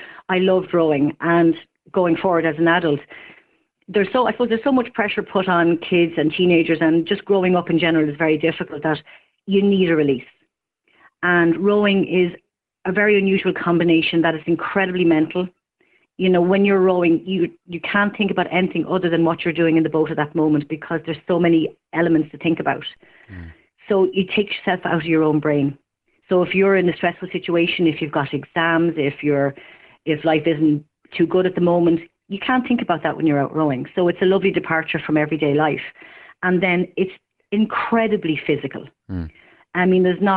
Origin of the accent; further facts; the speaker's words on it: Ireland; I'm from town. I'm from St. Francis Terrace.